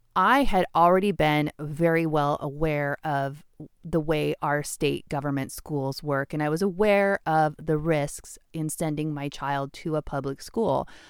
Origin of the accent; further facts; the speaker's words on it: Washington, United States; I'm born and raised in Washington.